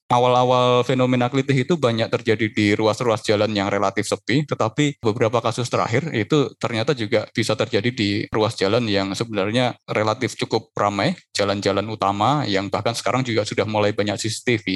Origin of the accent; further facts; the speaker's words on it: Yogyakarta, Special Region of Yogyakarta, Indonesia; lahir di Jogja, terus sekolah dari awal sampai kuliah juga di Jogja terus.